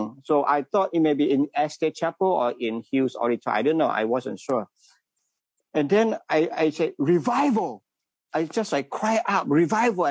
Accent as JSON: {"language": "English", "country": "Malaysia", "moved": "as an adult", "lives_now": "Wilmore, Kentucky, United States", "said": "I am from Malaysia."}